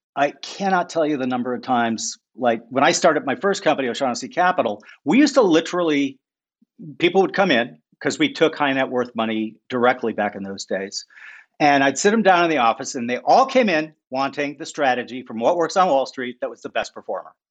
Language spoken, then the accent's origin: English; St. Paul, Minnesota, United States; I grew up in St. Paul, Minnesota.